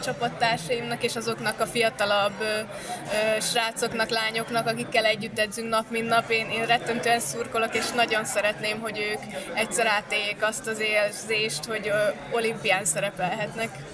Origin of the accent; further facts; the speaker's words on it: Sándorfalva, Csongrád-Csanád, Hungary; Egy kis városban nőttünk fel Sándorfalván